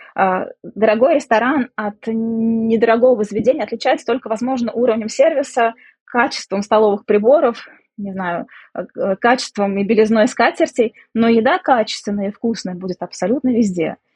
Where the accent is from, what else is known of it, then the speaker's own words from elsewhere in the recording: Samara, Samara Oblast, Russia; moved away as an adult; now in Belgrade, Serbia; я из России, из города Самара. Вот уже 12 лет проживаю в Белграде, в Сербии